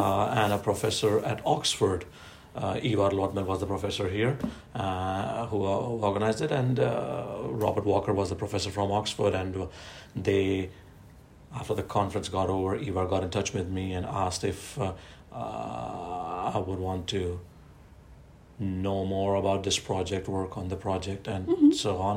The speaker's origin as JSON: {"language": "English", "town": "Ahmedabad", "region": "Gujarat", "country": "India", "tie": "born or raised there", "moved": "as an adult", "lives_now": "Norway", "said": "I was born and brought up in Ahmedabad, uh, uh, uh, Gujarat is the state, the province on the western uh, side of uh, India."}